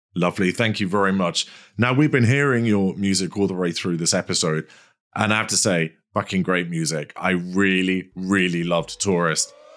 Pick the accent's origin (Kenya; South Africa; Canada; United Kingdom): United Kingdom; London; I'm a Londoner